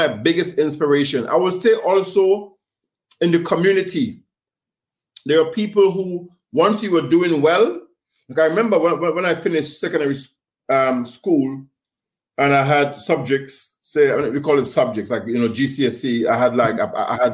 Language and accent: English; Grenada; growing up in the Caribbean, we had a community extended spirit